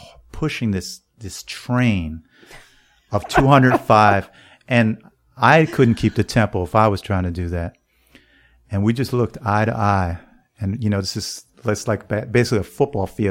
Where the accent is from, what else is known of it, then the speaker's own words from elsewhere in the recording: New York, United States; as a New Yorker